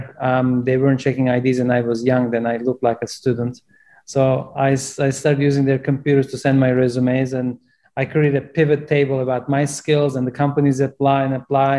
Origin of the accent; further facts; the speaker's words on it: Turkey; English is a second language; moved away as an adult; now in United States; I'm originally from Turkey, and even though I grew up in a farm selling watermelons